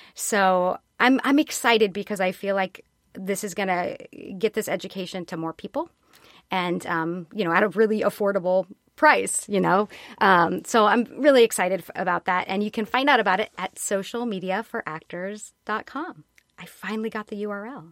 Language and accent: English; California, United States; moved away as an adult; now in New York, United States; I'm from California.